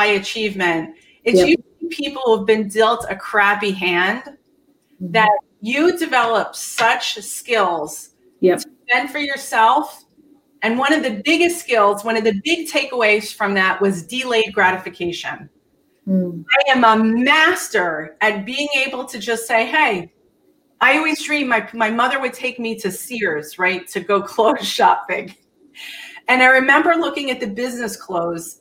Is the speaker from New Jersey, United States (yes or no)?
yes; Bergen County, New Jersey, United States; also born or lived in Hackensack, New Jersey / Tenafly, New Jersey; we moved to the most expensive school district in Bergen County, New Jersey, Tenafly High School